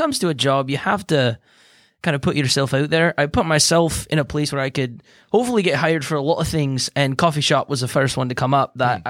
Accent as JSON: {"language": "English", "country": "Ireland", "moved": "yes", "said": "I came from Ireland a long time ago, but I've just been cruising around Texas because you got nice weather."}